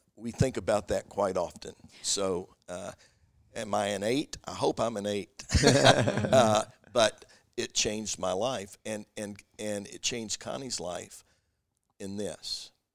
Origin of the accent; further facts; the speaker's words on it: Kentucky, United States; I'm from Kentucky